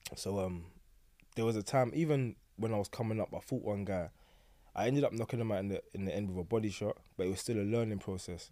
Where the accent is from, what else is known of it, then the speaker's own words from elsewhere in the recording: London, United Kingdom; I grew up on Forest Gate, Stratford